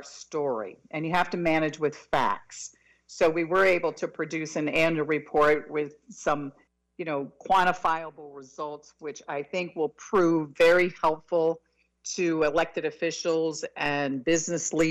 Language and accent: English; Miami, Florida, United States; I was born and raised in Miami in a household of 14 people